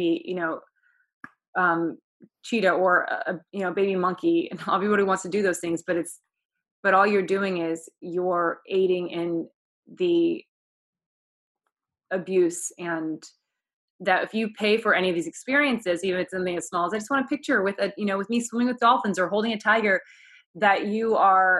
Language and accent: English; Oklahoma, United States; I'm also from Oklahoma